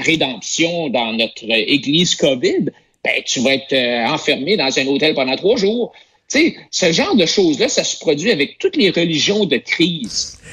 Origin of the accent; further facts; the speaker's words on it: Quebec, Canada; on est Québécois